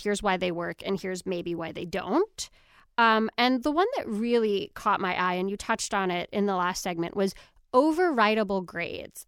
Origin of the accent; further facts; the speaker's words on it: New York, United States; I grew up in New York, so I took the Regents exams